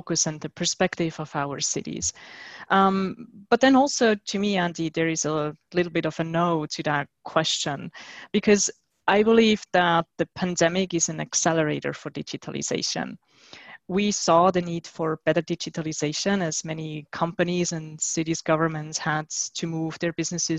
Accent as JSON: {"language": "English", "country": "Switzerland", "said": "my home country, which is Switzerland"}